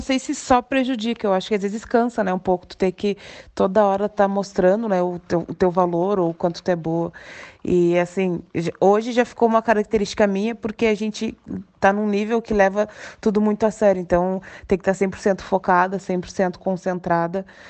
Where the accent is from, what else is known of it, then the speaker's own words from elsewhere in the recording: Canoas, Rio Grande do Sul, Brazil; moved away as an adult; also born or lived in Pelotas, Brazil; now in Lisbon, Portugal; Eu cresci, na verdade, na cidade de Canoas, eu nasci em Pelotas e fui muito pequena para Canoas